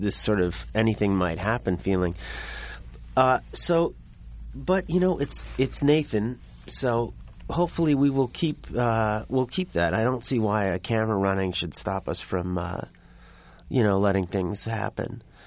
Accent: New York, United States; I grew up in New York

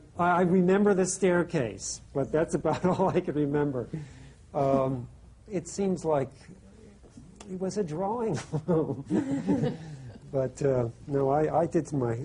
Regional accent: Vermont, United States; I grew up in Vermont, and there was nobody there to study

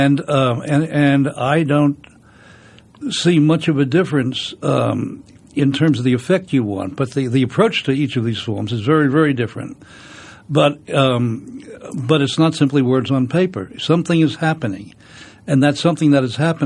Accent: New York City, New York, United States; I was brought up in the Bronx

